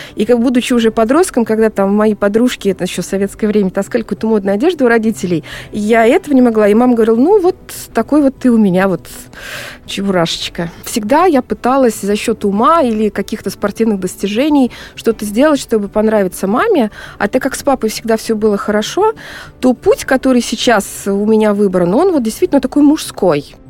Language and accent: Russian; Kazan, Tatarstan, Russia; мы с Волги, э, из Казани, волжские немцы